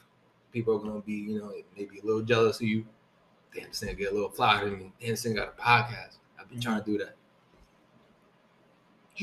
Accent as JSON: {"language": "English", "town": "New York City", "region": "New York", "country": "United States", "tie": "born or raised there", "said": "all of us growing up in Brooklyn"}